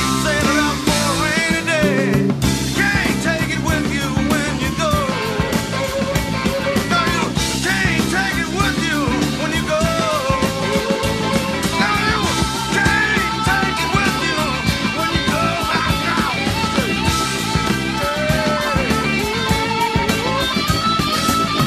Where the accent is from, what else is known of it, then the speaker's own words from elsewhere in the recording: Texas, United States; also born or lived in Louisiana; I'm from Texas, I'm from the South, I was born in Louisiana.